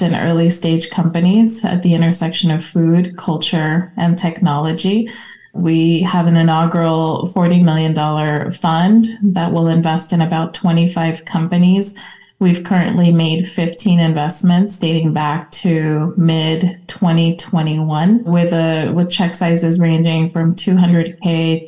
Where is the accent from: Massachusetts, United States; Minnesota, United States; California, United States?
California, United States; Los Angeles; also born or lived in Mexico; I was born in Mexico, raised in Los Angeles